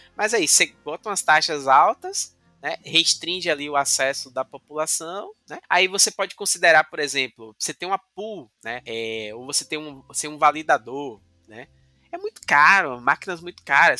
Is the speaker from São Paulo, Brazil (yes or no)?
no; Cachoeira, Bahia, Brazil; now in Salvador, Brazil; na minha cidade natal, Cachoeira